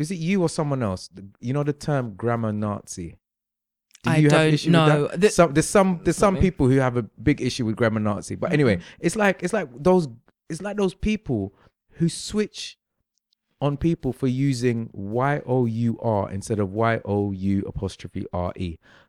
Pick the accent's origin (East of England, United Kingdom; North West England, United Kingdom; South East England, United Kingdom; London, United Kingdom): London, United Kingdom; Just like the majority of Londoners, yeah? I was raised in London, so there's lots of things I say, fam, I say in it.